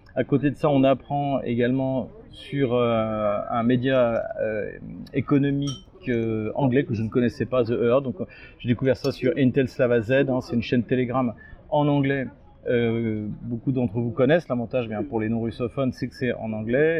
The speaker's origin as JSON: {"language": "French", "country": "France", "also_born_or_lived": "Russia", "said": "à moi en tant que Français"}